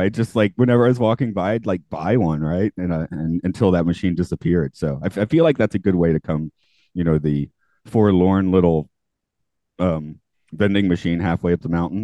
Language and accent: English; Atlanta, Georgia, United States; I'm from Atlanta